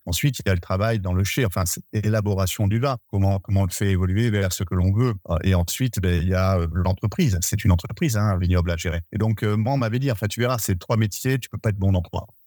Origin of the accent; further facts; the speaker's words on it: Bergerac area, Dordogne, Nouvelle-Aquitaine, France; je suis originaire de la région de Bergerac en Dordogne